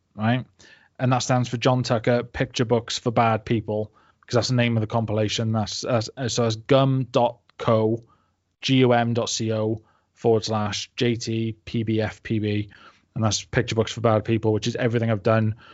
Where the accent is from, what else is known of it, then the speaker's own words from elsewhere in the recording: Barry, Wales, United Kingdom; moved away as an adult; also born or lived in village near Cardiff, Wales / Manchester, England; I came from like a dead sleepy village just outside of Cardiff right and and um, before that I was you know like born and raised in Barry